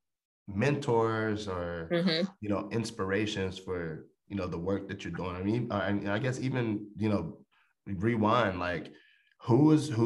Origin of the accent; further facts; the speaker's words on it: Charlotte, North Carolina, United States; I'm from Charlotte